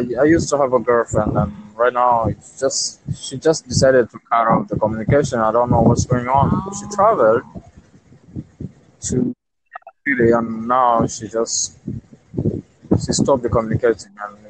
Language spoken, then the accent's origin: English; Tanzania; I'm from Tanzania, East